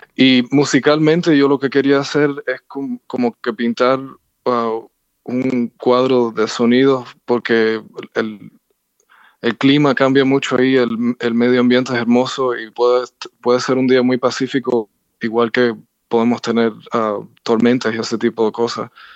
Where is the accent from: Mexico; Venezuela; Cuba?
Cuba; moved away; yo nací en Cuba. Ah, hacía 23 años que no regresaba